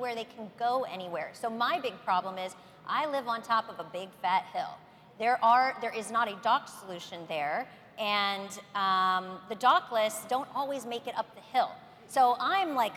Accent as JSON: {"language": "English", "town": "San Francisco", "region": "California", "country": "United States", "tie": "born or raised there", "said": "my hometown of San Francisco"}